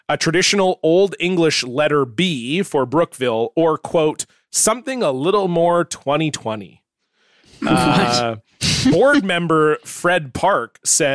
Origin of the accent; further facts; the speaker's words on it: Semiahmoo area, British Columbia, Canada; my high school is named after the band in our area, the Semiamu